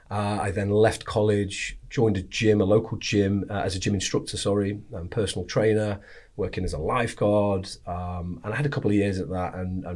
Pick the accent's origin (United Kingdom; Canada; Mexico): United Kingdom; Wigan, North West England; So I grew up, or was born up in Lancashire in Wigan. Normal kind of middle class upbringing